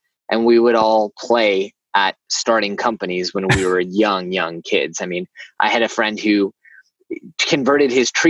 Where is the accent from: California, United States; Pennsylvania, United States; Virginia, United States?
California, United States; Silicon Valley, Bay Area; moved away; I grew up in Silicon Valley in the Bay Area, where HBO shows take place now, but really where all the startup and high-tech magic happens.